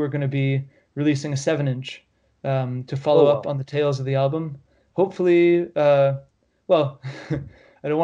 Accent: Canada; as a Canadian

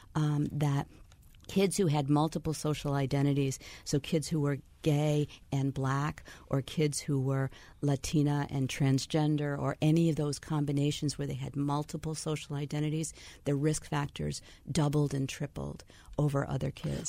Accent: Waterbury, Connecticut, United States; I was born in Waterbury

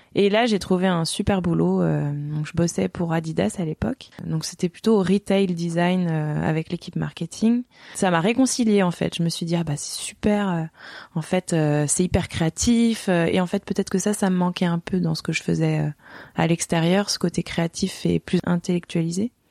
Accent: Strasbourg, Grand Est, France; now in Chamonix, France; je suis originaire d'Alsace, donc j'ai grandi euh, à Strasbourg, enfin on va dire en partie.

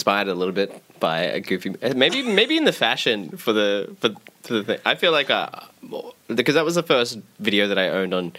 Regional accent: Wollongong, New South Wales, Australia; moved away; I'm originally from Wollongong

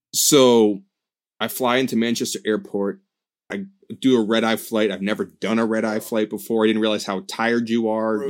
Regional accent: United States; I'm from America

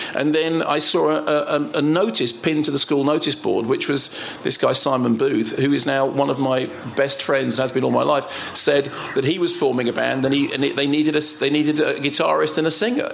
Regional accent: London, United Kingdom; moved away; also born or lived in Finchley; So originally, my train station was Finchley Central, and then we went up towards High Barnet, up Totteridge Way

